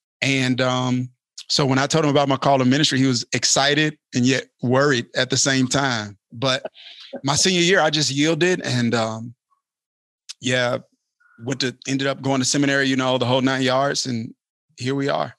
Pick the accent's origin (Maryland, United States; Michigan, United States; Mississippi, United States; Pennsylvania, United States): Mississippi, United States; Kilmichael; Kilmichael, Mississippi.